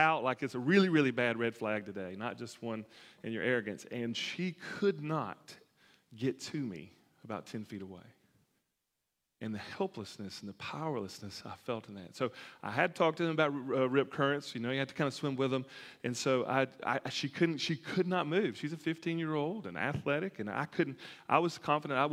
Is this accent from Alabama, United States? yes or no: yes; Alabama, United States; growing up in Alabama